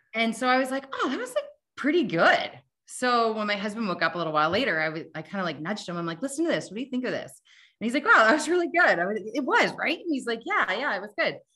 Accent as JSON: {"language": "English", "country": "Canada", "said": "I'm Canadian"}